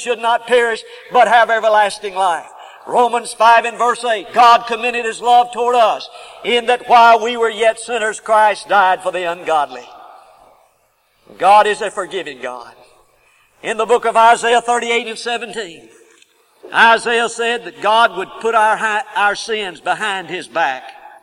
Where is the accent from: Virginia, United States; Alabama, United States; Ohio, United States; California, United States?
Alabama, United States; Huntsville; also born or lived in Oxford, Alabama; I grew up in Huntsville, Alabama